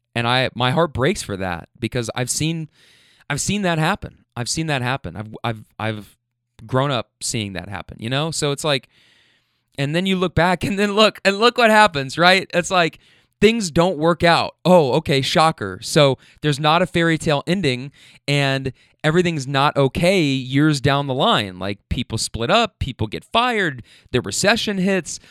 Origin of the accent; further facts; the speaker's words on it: Louisville, Kentucky, United States; I'm from Louisville